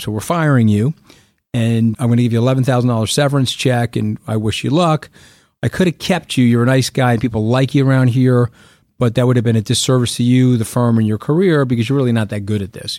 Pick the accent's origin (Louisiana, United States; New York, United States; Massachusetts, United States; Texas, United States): New York, United States; Long Island; I, I grew up on Long Island.